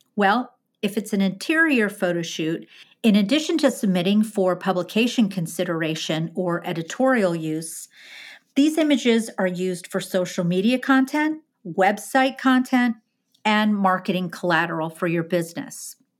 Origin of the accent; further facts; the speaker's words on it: Midwest, United States; now in Northeast, United States; I'm from the Midwest